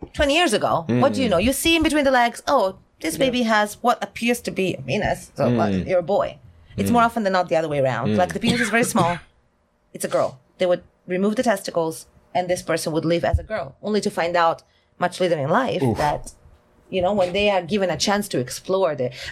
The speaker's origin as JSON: {"language": "English", "country": "Italy", "second_language": "English", "moved": "yes", "lives_now": "South Korea", "said": "from Italy."}